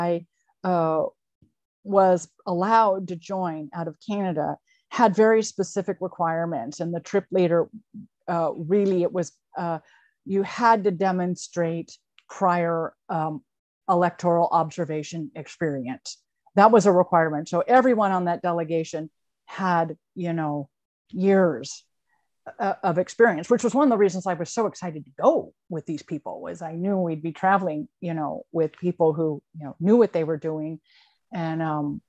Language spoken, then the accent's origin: English; Burlington, Vermont, United States; born or raised there